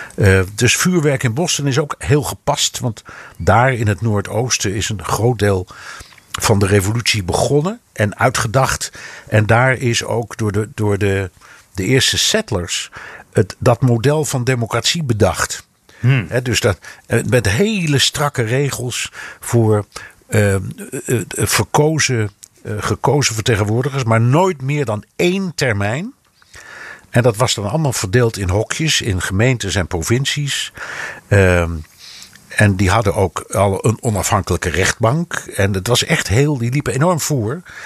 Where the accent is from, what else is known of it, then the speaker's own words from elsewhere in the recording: Netherlands; moved away; also born or lived in United States; ik als echte Hollander